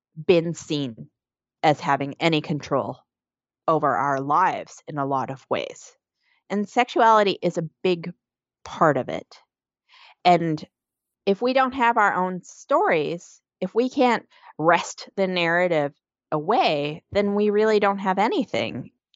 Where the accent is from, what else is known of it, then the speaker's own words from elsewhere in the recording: Canada; now in New York City, United States; I'm originally from Canada